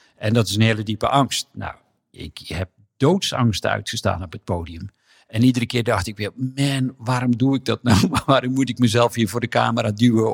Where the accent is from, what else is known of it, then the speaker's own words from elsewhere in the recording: Hedel, Gelderland, Netherlands; Ik ben in Hedel geboren